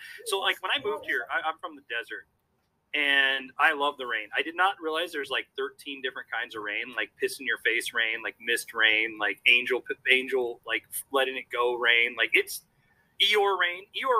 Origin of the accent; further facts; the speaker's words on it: Nevada, United States; moved away; also born or lived in Arizona; I was born in Arizona, and then I grew up in Nevada